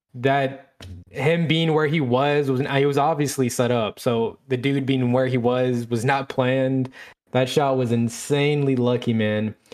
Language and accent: English; Killeen, Texas, United States; I am from Killeen, Texas